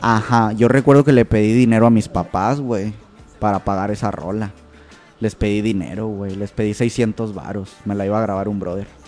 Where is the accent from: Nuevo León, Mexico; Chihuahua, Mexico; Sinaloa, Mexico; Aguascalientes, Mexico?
Nuevo León, Mexico; Monterrey; Aquí, aquí, toda la vida, toda la vida he sido de aquí de Monterrey